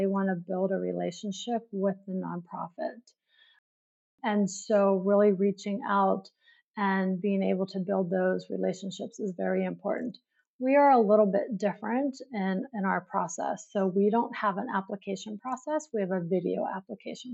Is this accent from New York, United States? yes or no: yes; New York City, New York, United States; I'm from New York City